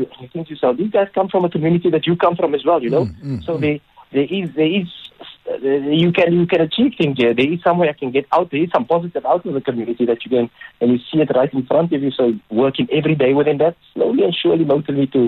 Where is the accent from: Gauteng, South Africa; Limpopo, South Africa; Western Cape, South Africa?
Western Cape, South Africa; Cape Town; moved away as an adult; also born or lived in Johannesburg; for us as youngsters growing up in Mitchell's Plain, the Bayou tournament was where we could visualize that dream